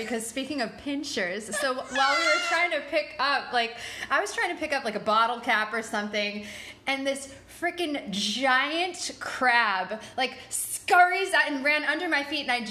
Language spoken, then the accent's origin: English; New York, United States; But listen, we love New York. That was just one of the things you learned to live with as a New Yorker, you know?